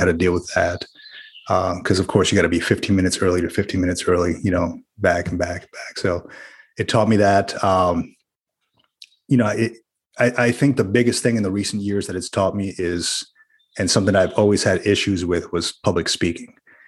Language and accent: English; New Jersey, United States; also born or lived in Central Florida; Well, I'll tell you, man, I grew up in Jersey and a little bit in Florida, Central Florida.